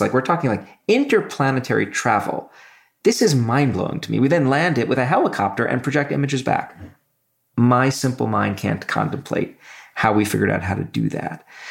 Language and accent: English; New York City, New York, United States; moved away; also born or lived in Michigan; where I grew up in Brooklyn